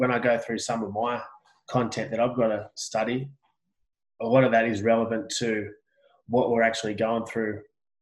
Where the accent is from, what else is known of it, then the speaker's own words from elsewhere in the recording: Australia; I'm Australian.